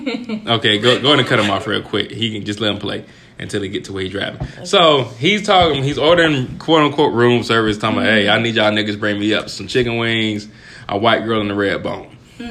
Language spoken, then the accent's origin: English; the South, United States; I'm from the South.